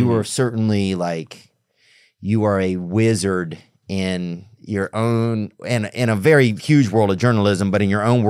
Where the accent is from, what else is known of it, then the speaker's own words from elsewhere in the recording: Louisiana, United States; because I'm from Louisiana.